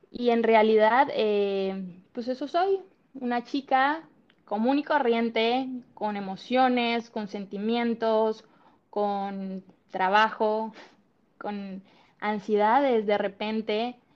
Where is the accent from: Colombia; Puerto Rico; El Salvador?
Colombia; moved away as an adult; now in Cancún, Mexico; …, … es una chica de 28 años, soy colombiana, estoy en Cancún hace ya casi 10 años, miento casi 11 años